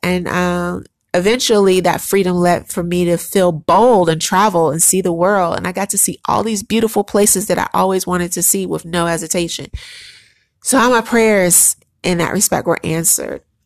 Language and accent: English; Chicago, Illinois, United States; moved away as an adult; also born or lived in New York; I am a strong, resilient, hustling black woman because I grew up in Chicago.